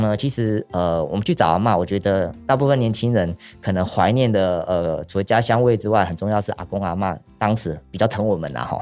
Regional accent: Yilan, Yilan County, Taiwan; accent: Yilan accent; 是在宜兰这块土地上长大。嗯哼。那现在是在礁溪这边种稻子

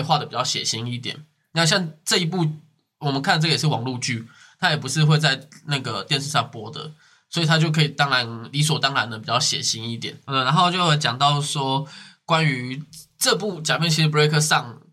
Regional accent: Taiwan; 我们台湾人

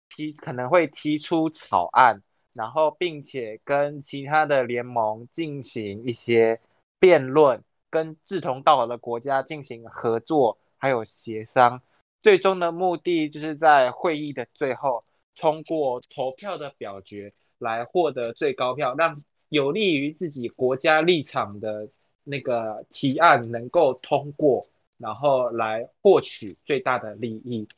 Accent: Taiwan; 我们台湾人

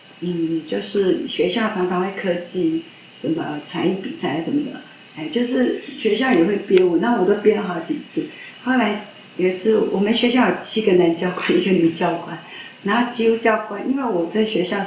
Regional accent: Yilan County, Taiwan; 啊，南方啊，

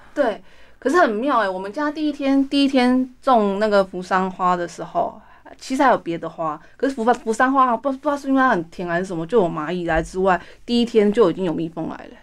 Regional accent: Hualien, Hualien County, Taiwan; now in Taipei, Taiwan; 就是我的故乡美轮

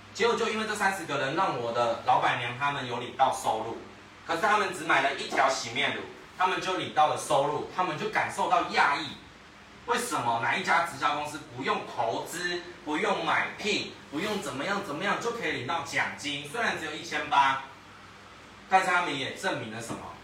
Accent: Taiwan; 我们台湾人很好客

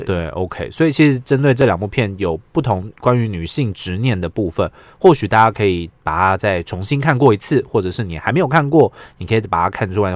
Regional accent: Taiwan; 我们台湾人

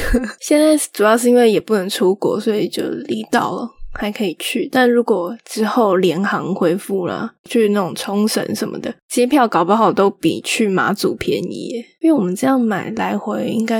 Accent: Taipei, Taiwan; 我台北来的，我确实一开始有在想说，这样感觉好像不太好。但是我本来就是我，我也不是从那种疫区来的

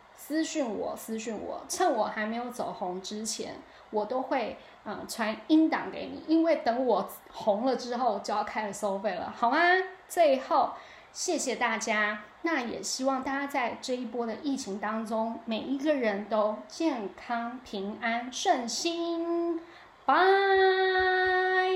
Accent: Taiwan; now in United States; 秋意多深植我们台湾人的心中啊

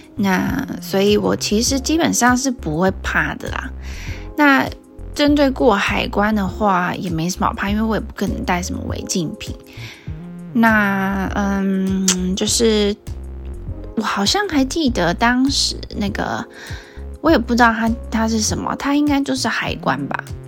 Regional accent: Taiwan; 我是台湾人

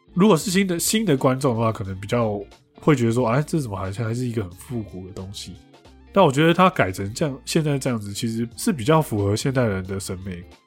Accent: Taiwan; 台湾人其实，在某一些部分的文化，其实是蛮值得其他国家的人去效仿

